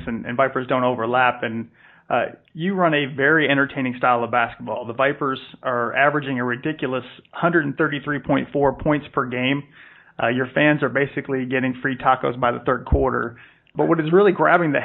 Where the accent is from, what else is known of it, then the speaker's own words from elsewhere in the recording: New York, United States; moved away; also born or lived in Boston; I was born in New York, lived in Boston for a few years